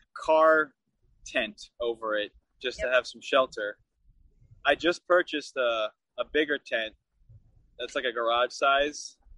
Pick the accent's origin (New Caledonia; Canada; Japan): Japan; So it's cool that we're both from Japan.